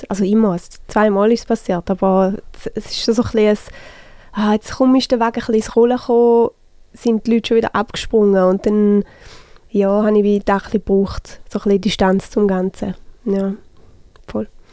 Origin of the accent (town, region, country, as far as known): St. Gallen, Switzerland; accent: St. Gallen German